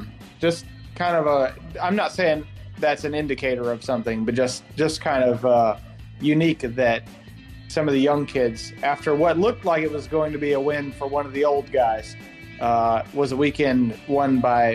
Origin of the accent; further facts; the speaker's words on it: the South, United States; I'm from the South. I didn't know what it was like to be hot and not sticky.